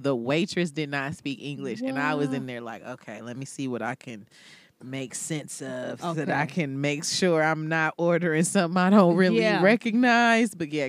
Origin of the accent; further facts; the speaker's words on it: United States; I'm American